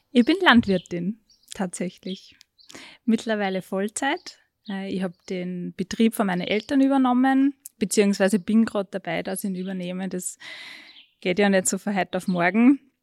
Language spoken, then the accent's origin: German; Würmla, Lower Austria, Austria; Ich bin zwar aufgewachsen am Bauernhof